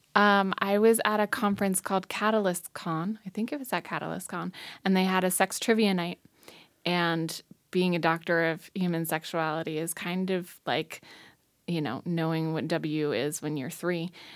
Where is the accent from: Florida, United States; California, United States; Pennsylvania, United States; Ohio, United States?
Ohio, United States; Hudson; also born or lived in Rochester, New York; now in Missoula, United States; I grew up in Hudson, Ohio mostly, and now I live in Missoula, Montana